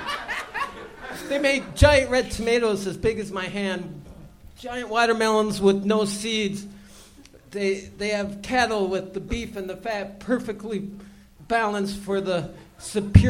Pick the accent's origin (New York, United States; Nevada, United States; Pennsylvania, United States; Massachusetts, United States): Nevada, United States; Las Vegas; I'm from Las Vegas